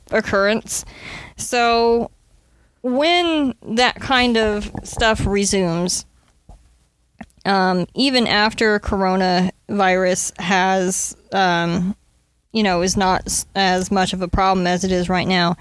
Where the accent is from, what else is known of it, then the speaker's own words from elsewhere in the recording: the Midwest, Nebraska, United States; I grew up in the Midwest, where we experienced actual real winters